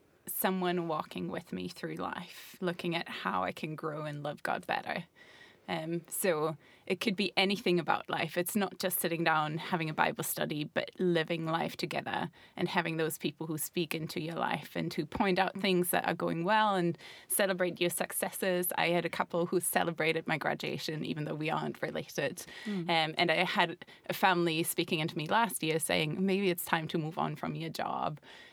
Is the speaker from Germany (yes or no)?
yes; Germany; also born or lived in Montenegro / Scotland / Belfast; now in England, United Kingdom; So I'm originally from Germany, but I've lived in Montenegro, I've lived on a ship, I've lived in Scotland, Belfast, and now England.